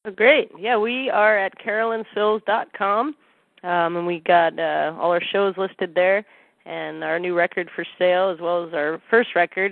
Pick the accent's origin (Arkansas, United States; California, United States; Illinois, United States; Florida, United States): Illinois, United States; Chicago; now in Santa Cruz, United States; I'm from Chicago originally, and uh, I grew up a big Cubs fan